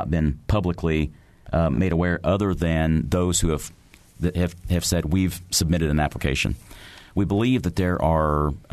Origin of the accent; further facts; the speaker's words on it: Indiana, United States; I'm a Midwesterner. I'm a Hoosier